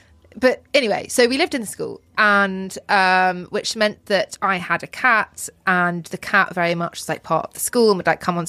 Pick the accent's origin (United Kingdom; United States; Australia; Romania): United Kingdom; Oxford, South East England; I grew up in Oxford and my dad was headmaster of a school there called Magdalen. And so we lived in the school in the old boarding house